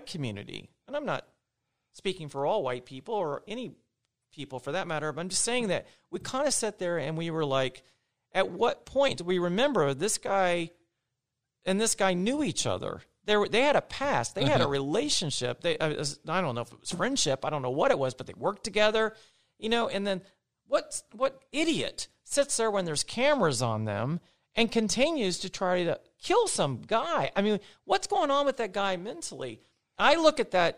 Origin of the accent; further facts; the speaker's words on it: Indiana, United States; I grew up in Indiana